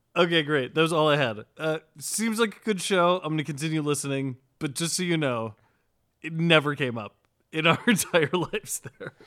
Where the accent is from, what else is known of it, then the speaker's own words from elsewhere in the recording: Oxford, Ohio, United States; you and I are both from Oxford, Ohio. We grew up together.